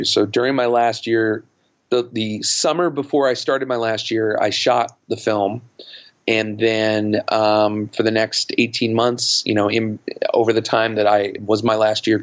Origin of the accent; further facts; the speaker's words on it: New York City, New York, United States; I grew up in and around New York City my entire life